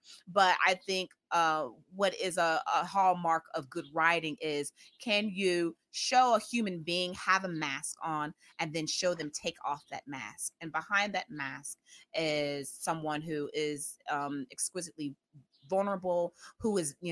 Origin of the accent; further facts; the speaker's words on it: Memphis, Tennessee, United States; accent: Southern; a Memphis native